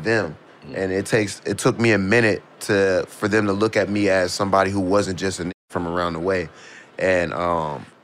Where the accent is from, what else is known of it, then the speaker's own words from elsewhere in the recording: Pittsburgh, Pennsylvania, United States; growing up in Pittsburgh